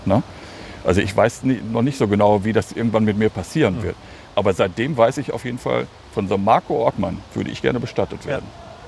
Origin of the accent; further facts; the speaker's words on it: Hagen, North Rhine-Westphalia, Germany; moved away; in meiner Heimatstadt Hagen, ah. also in meiner alten Heimatstadt Hagen